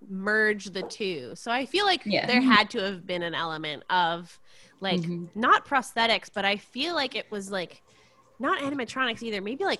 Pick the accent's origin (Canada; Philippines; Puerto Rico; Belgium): Canada; As a Canadian.